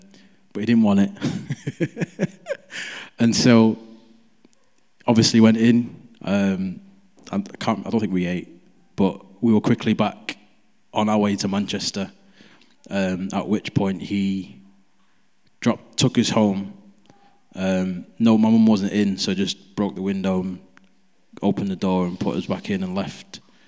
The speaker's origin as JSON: {"language": "English", "country": "Nigeria", "said": "Because I'm Nigerian, so we watch Nigerian movies a lot."}